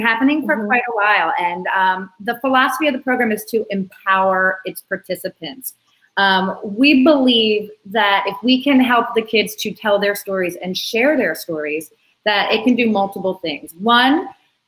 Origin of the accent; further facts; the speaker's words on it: Philadelphia, Pennsylvania, United States; moved away; I'm an Italian from Philadelphia.